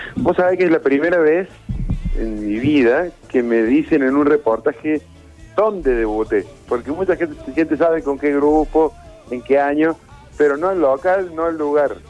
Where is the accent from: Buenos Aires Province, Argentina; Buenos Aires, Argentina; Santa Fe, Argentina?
Santa Fe, Argentina; Rosario; moved away; cuando vivía en Rosario